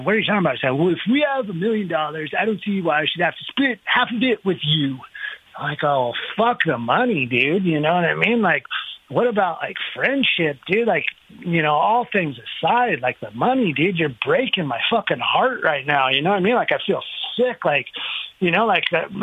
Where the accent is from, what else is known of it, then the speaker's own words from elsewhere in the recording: Temecula, California, United States; I came from Temecula when it was, like, really small